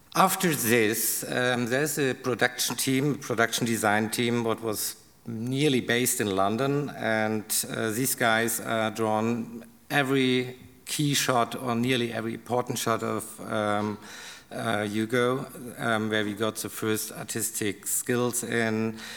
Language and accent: English; Karlsruhe, Baden-Württemberg, Germany; English is a second language; I'm from Karlsruhe, so it's okay to work in Stuttgart